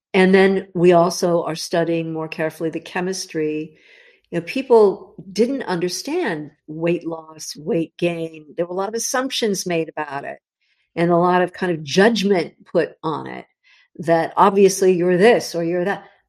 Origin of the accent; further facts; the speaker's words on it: Los Angeles, California, United States; I grew up in the Los Angeles area. Holly, I was born in Hollywood, actually, of all the nutty places to be born.